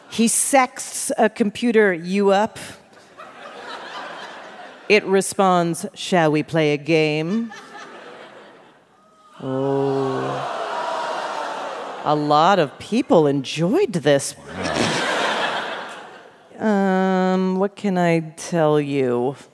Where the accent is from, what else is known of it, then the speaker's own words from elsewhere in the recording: Idaho, United States; I'm from Idaho.